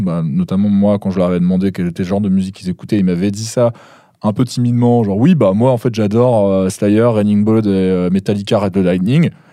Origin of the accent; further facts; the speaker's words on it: the North, northern France, France; je suis du Nord.